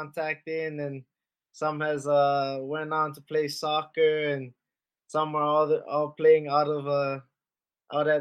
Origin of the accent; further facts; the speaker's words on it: Kahului, Hawaii, United States; I followed my brother around up to the local club, Kahului Warriors